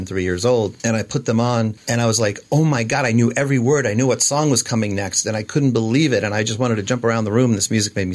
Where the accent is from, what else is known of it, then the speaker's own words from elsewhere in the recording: Washington, District of Columbia, United States; I basically was born into the music business because it was Washington, D.C.